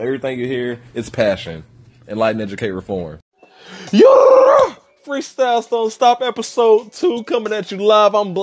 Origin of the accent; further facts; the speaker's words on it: Dallas, Texas, United States; I'm from Dallas, Texas